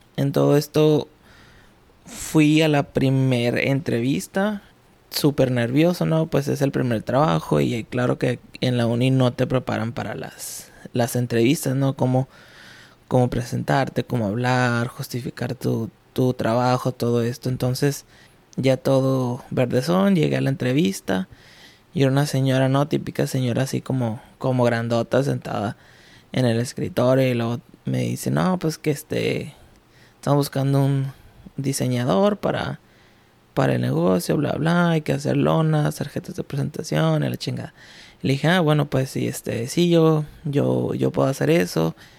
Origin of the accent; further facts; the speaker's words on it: Ciudad Juárez, Chihuahua, Mexico; Soy de Ciudad Juárez, Chihuahua